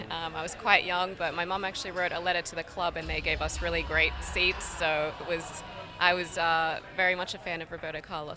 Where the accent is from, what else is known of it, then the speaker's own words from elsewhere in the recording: Australia; moved away as an adult; now in New York, United States; being from Australia, we would always get cups tournaments in the middle of the night.